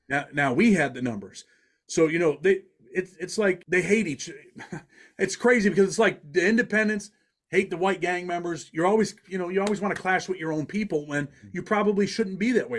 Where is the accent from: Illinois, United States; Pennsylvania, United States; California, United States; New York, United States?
New York, United States; Rochester; I'm from Rochester, New York